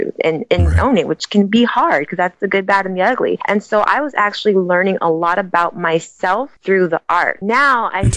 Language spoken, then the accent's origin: English; Sacramento, California, United States; I was born in Sacramento, California, and I was an athlete